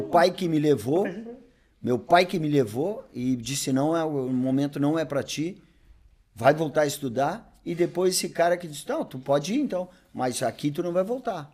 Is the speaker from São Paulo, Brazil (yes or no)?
no; Bagé, Rio Grande do Sul, Brazil; moved away as an adult; also born or lived in Novo Hamburgo; eu sou natural de Bagé, sou natural de Bagé, né? Vivi até os 20 anos em Bagé.